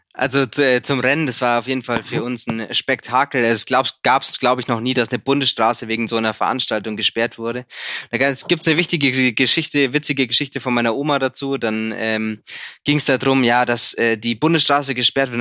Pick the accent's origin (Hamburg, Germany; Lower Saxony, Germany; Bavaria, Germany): Bavaria, Germany; Sonthofen; Sonnthof, meine Heimatstadt, hat 21.000